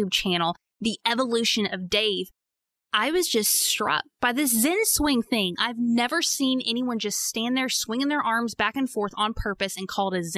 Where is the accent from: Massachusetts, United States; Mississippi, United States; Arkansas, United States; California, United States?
Arkansas, United States; I'm from Arkansas.